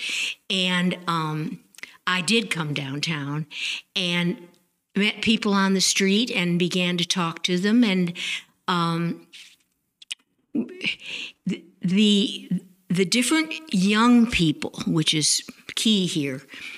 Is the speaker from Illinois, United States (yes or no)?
yes; Evanston, Illinois, United States; also born or lived in Chapel Hill, North Carolina; now in Nashville, North Carolina, United States; I grew up in Evanston, Illinois, and it was full of old Victorian house